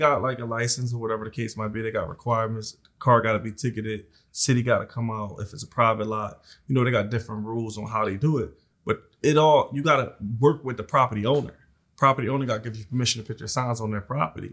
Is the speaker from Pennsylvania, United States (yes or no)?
yes; Philadelphia, Pennsylvania, United States; I grew up in South Philly